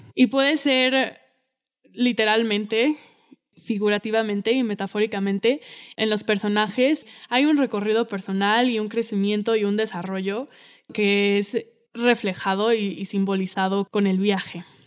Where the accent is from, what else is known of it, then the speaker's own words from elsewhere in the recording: Mexico; como mexicano